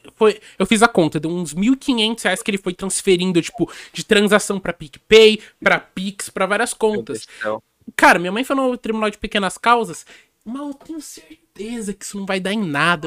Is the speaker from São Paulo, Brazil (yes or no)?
yes; São Paulo, Brazil; eu nasci em São Paulo